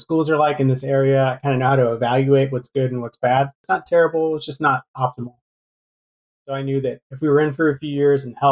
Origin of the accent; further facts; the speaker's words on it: East Bay, San Francisco Bay Area, near Walnut Creek, California, United States; I grew up here in the East Bay in the San Francisco Bay Area, kind of near Walnut Creek.